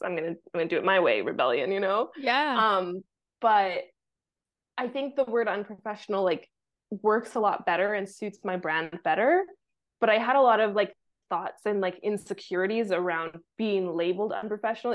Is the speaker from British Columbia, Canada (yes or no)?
yes; Vancouver, British Columbia, Canada; moved away as an adult; also born or lived in Mexico / south of France; now in France; growing up in Vancouver